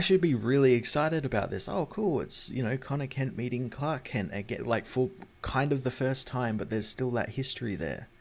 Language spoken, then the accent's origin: English; Australia; as an Australian